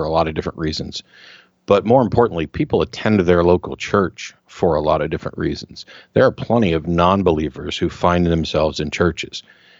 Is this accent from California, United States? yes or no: no; Missouri, United States; now in Austin, United States; I grew up in Missouri.